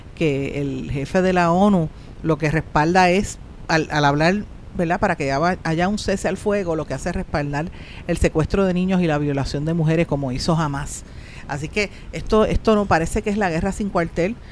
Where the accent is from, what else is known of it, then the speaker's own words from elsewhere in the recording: Puerto Rico; los que nos quedamos